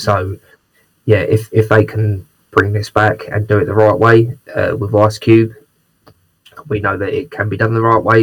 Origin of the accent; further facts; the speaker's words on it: United Kingdom; I'm very British